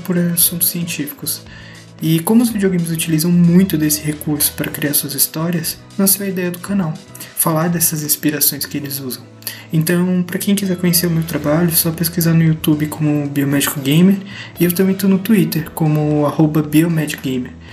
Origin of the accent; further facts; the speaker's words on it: São Paulo, Brazil; Eu sou de São Paulo